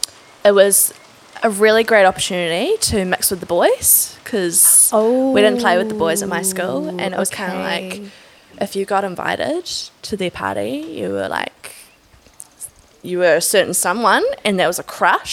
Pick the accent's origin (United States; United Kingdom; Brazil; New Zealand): New Zealand; Auckland; Grew up in Mount Albert.